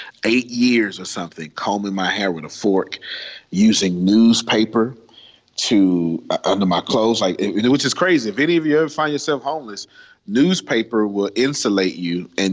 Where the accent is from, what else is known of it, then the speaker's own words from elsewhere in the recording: United States; although I was born in America, my country was poverty